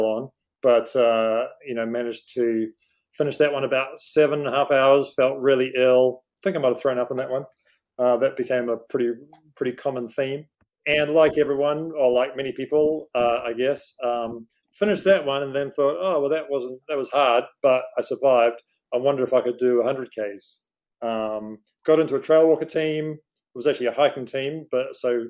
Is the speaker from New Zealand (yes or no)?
yes; New Zealand; now in Hong Kong; I'm from New Zealand originally, been in Hong Kong on and off for about 20 years